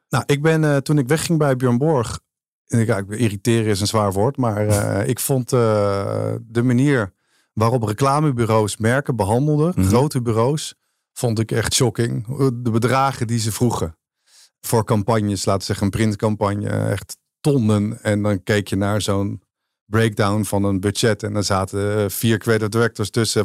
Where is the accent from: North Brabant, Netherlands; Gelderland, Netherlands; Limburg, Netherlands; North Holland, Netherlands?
North Holland, Netherlands; Als Noord-Hollander